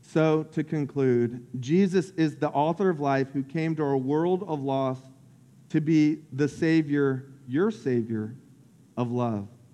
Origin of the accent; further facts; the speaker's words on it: Lake Wales, Florida, United States; I grew up in Central Florida called Polk County. And uh, about an hour south of Orlando. And I grew up on this lake called Lake Wales Lake.